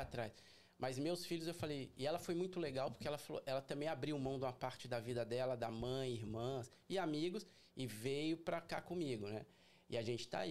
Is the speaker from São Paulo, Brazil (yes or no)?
yes; São Paulo, Brazil; moved away as an adult; also born or lived in Boston; now in Orlando, United States; eu sou de São Paulo capital